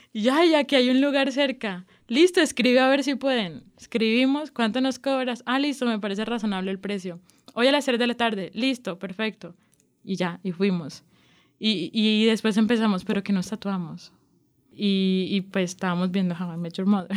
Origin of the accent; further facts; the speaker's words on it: Barranquilla, Atlántico, Colombia; now in Medellín, Colombia; soy de Barranquilla, vivo en Medellín hace 12 años aproximadamente